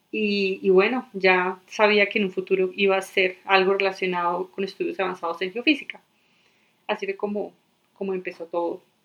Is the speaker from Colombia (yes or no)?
yes; Medellín, Antioquia, Colombia; moved away as an adult; now in Denver, United States; yo soy colombiana, nací en Medellín